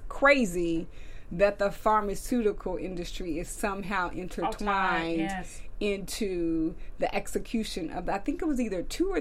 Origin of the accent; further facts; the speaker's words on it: Texas, United States; I'm happy to be from the country